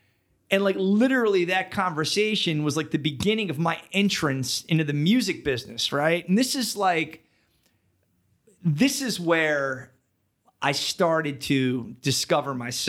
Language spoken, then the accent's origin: English; Philadelphia, Pennsylvania, United States; Born and raised Philadelphia, like that's kind of where, you know, where I come from.